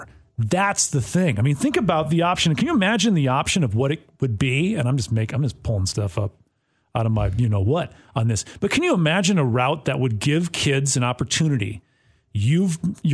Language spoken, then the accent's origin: English; Wisconsin, United States; moved away as an adult; now in Clarksville, United States; I'm from Wisconsin